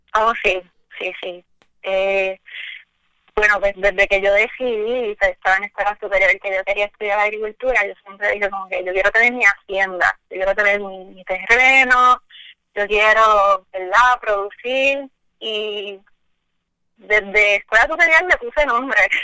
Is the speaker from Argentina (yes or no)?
no; Añasco, Puerto Rico; yo soy de Añasco, soy del barrio Ovejas de Añasco